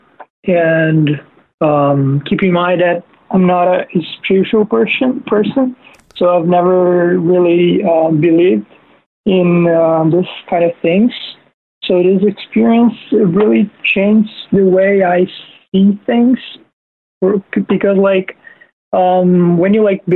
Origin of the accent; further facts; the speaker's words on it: Brazil; I'm actually from Brazil